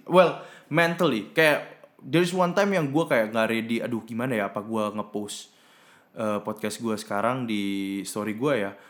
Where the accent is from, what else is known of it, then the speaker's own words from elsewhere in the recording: Surabaya, East Java, Indonesia; moved away as an adult; also born or lived in Bay Area, United States; di daerah gue gitu, mungkin di Surabaya